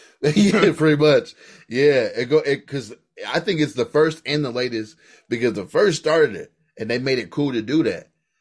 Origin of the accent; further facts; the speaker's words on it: Queens, New York, United States; I'm from New York, I'm Queens